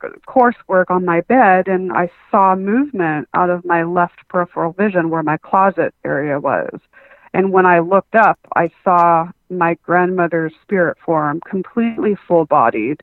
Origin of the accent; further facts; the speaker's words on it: Southern California, United States; also born or lived in Huntington Beach, California / Las Vegas, Nevada / San Diego, California; I came back to San Diego, California. And so I've been in Southern California ever since